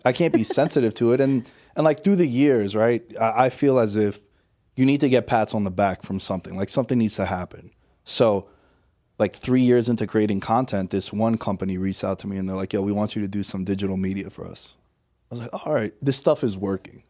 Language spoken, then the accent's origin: English; New York City, New York, United States; moved away as an adult; now in Las Vegas, United States; I'm from Queens originally